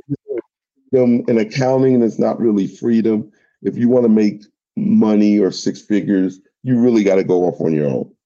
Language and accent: English; New York, United States; moved away as an adult; now in Atlanta, United States; I'm originally from New York